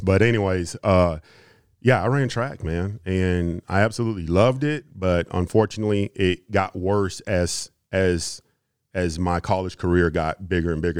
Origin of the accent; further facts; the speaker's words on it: Houston, Texas, United States; also born or lived in Kansas; I grew up in Houston.